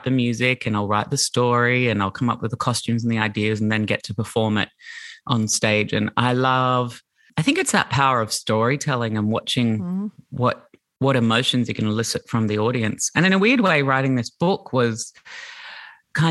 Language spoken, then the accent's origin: English; Brisbane, Queensland, Australia; I grew up in Brisbane in the 80s and 90s in the suburbs on the north side in Brighton